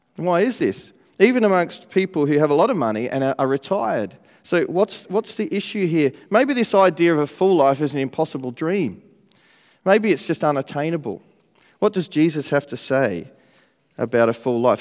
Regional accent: Australia; now in Manchester, United Kingdom; I'm, uh, from Australia. I'm not from around here, but it's good to live here now in Manchester

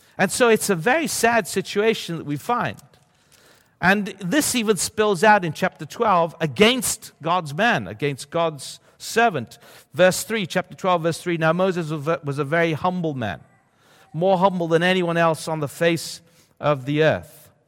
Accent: Sicily, Italy; now in Bologna, Italy; I grew up in Sicily

